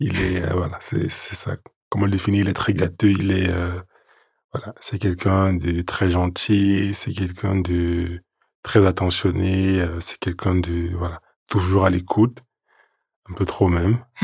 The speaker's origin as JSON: {"language": "French", "town": "Yaoundé", "region": "Centre", "country": "Cameroon", "tie": "born or raised there", "moved": "yes", "lives_now": "Paris, France", "said": "Je suis né à Yaoundé, au Cameroun, le onze septembre mille neuf cent quatre-vingt-treize."}